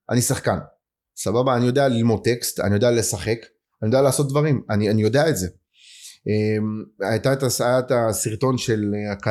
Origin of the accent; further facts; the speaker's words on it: Ashdod, Southern District, Israel; באשדוד, באזור ב'. אבל אמ, הסתובבתי כאילו ילד של הרבה אזורים.